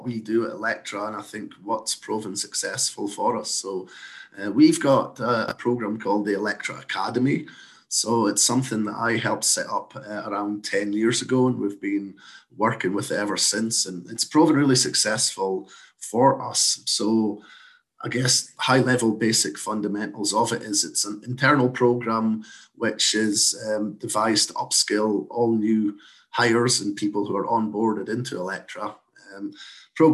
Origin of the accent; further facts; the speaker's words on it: Scotland, United Kingdom; moved away as an adult; now in Canada; as you can probably tell from my accent, I'm not from these parts originally, but I moved over from Scotland in 2013